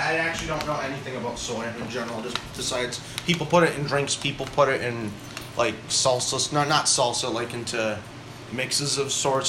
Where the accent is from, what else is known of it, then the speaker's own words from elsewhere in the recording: United States; Nah, we're not Japanese. We can just have Gatorade. We're American.